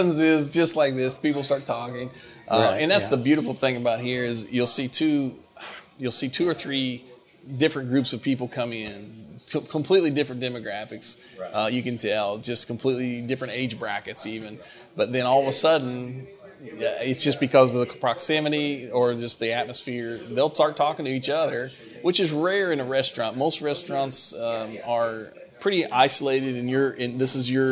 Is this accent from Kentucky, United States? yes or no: yes; Greene County, Kentucky, United States; now in Ashland, United States; I'm from Greene County